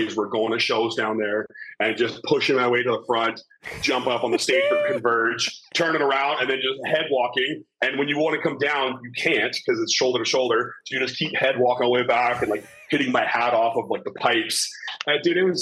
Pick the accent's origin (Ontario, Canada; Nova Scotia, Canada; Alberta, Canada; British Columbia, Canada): British Columbia, Canada; Vernon; when I was growing up in Vernon